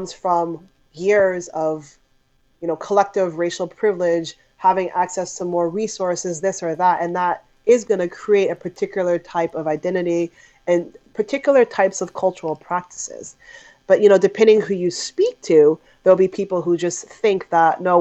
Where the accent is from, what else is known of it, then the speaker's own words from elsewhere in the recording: United States; I was born and raised in America